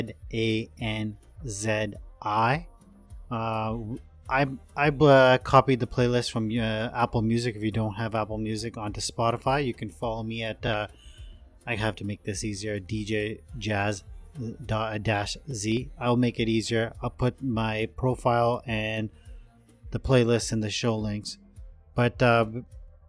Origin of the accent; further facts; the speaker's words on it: India; growing up in India